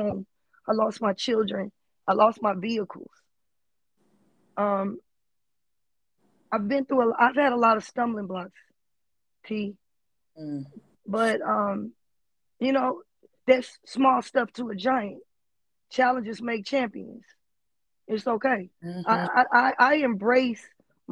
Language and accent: English; Los Angeles, California, United States; I'm from West LA. I grew up in the trenches